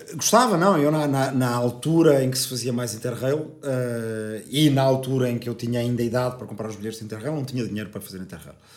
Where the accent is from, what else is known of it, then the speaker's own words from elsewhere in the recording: Lisbon, Portugal; also born or lived in Arrifana, Ribatejo; eu nasci aqui, uh, em Lisboa, uh, mas família toda dessa aldeia, eh, pais, avós, bisavós, portanto, toda a gente da aldeia. Vivi no campo